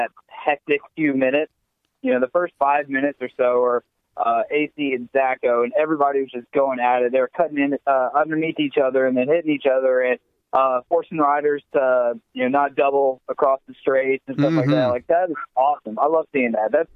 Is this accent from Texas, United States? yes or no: yes; Texas, United States; I'm from Texas